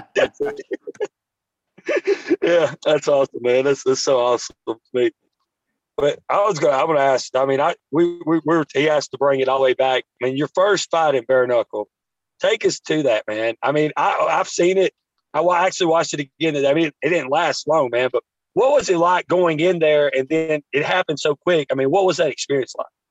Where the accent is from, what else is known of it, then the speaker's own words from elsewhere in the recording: Taft, Tennessee, United States; we're from Taft, Tennessee